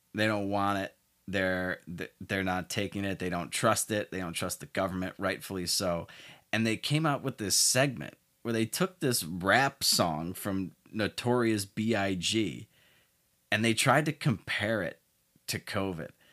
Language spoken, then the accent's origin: English; Chicago, Illinois, United States; my hometown of Chicago